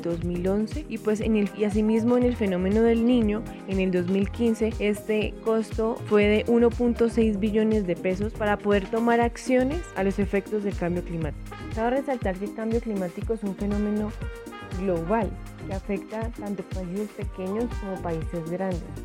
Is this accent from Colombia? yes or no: yes; Colombia; en mi país, Colombia